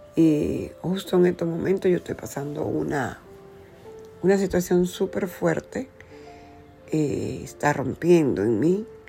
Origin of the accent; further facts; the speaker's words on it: Dominican Republic; moved away as an adult; now in United States; iba a cumplir mis 21 años cuando vine a los Estados Unidos, Dejé mi tierra de la República Dominicana.